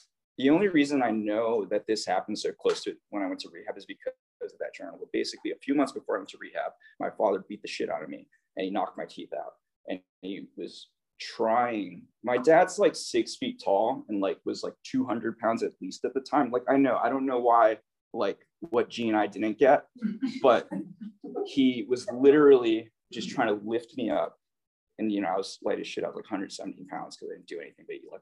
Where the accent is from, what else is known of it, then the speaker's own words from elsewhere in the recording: Hawaii, United States; I'm from Hawaii